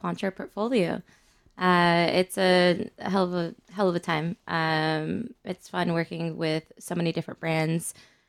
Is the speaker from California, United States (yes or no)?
yes; Southern California, United States; moved away as an adult; now in New York City, United States; I moved here from Southern California about 4.5 years ago.